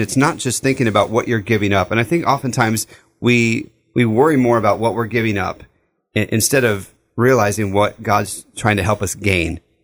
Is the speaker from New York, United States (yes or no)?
no; Southern California, United States; growing up in Southern California, we lived in the desert